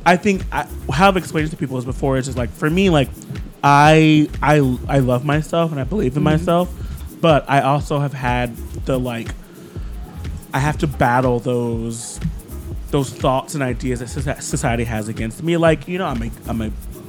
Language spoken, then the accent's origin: English; Ohio, United States; born or raised there; also born or lived in Florida / Miami; now in New York, United States